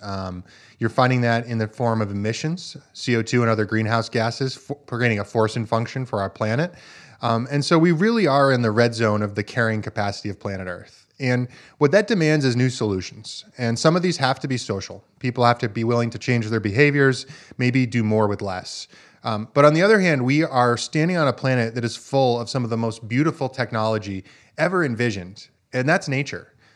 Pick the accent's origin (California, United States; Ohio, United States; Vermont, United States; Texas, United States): Vermont, United States; I grew up farming in Vermont, uh, on a small four-season farm